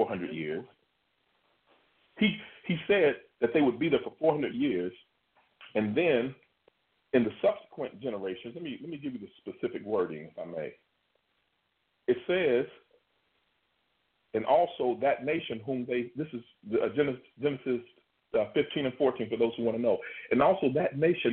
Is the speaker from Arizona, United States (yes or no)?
no; Kentucky, United States; I'm from Kentucky